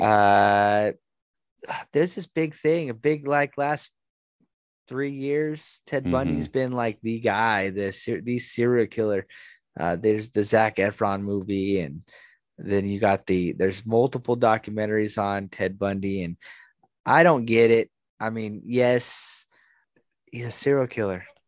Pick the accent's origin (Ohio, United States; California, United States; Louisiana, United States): California, United States; Southern; I'm also from Southern California